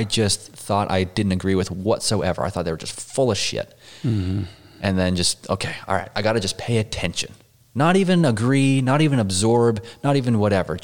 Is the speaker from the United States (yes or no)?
yes; Pinesdale, Montana, United States; also born or lived in Utah; I was born in Utah and raised in Montana